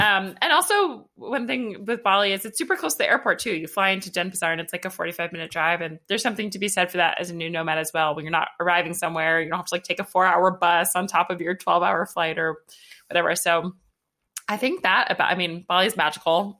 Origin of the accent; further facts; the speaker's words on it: Atlanta, Georgia, United States; I'm from Atlanta.